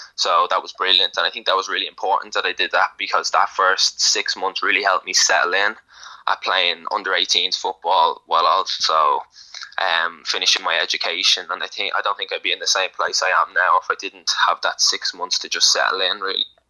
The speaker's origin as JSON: {"language": "English", "country": "Ireland", "tie": "born or raised there", "said": "I'm born in Ireland. Um, grew up watching Ireland. Like I'm, I'm Irish."}